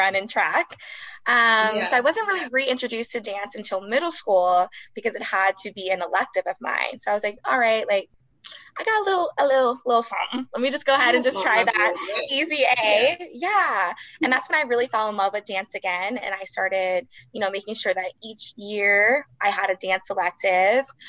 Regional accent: Sacramento, California, United States; I am from Sacramento, California, Sac native, born and raised.

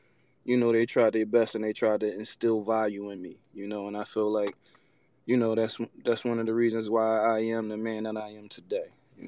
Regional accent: Philadelphia, Pennsylvania, United States; You know, like you said, originally I was from West Philly.

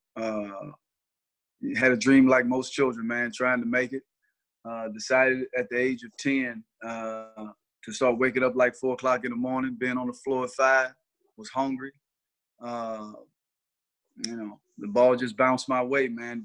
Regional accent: Mississippi, United States; we from Mississippi

